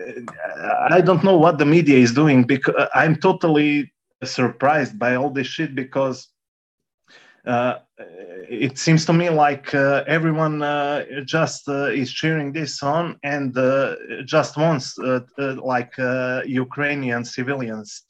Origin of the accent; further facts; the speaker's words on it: Croatia; I am from Croatia, for example, and I experienced war. I was a kid, but I saw what was happening